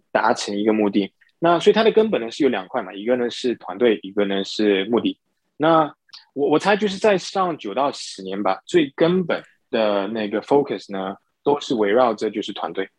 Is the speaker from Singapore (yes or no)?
yes; Singapore; moved away as an adult; also born or lived in mainland China / United States; 我是新加坡人，然后呢 ，呃，从小在新加坡长大，念大学的时候呢是念金融系，然后呢到内地工作了几年后呢，再回到美国去念我的那个 M B